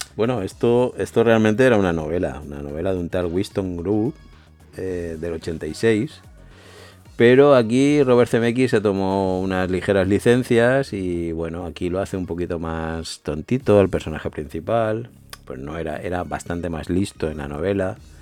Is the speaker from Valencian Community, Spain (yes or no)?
yes; Manises, Valencian Community, Spain; de mi pueblo, de Monises